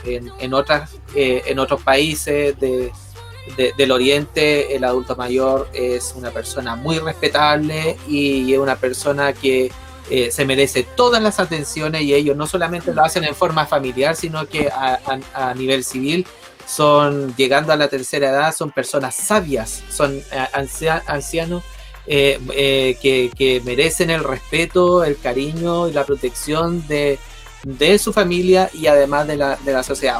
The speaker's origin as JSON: {"language": "Spanish", "town": "Concepción", "region": "Biobío", "country": "Chile", "said": "nosotros somos la voz de Conce"}